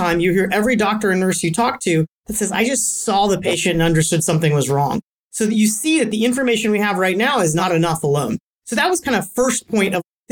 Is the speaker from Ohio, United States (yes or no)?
yes; Cincinnati, Ohio, United States; moved away; also born or lived in Silicon Valley, California; I was born in Cincinnati, Ohio, and I moved out to the Valley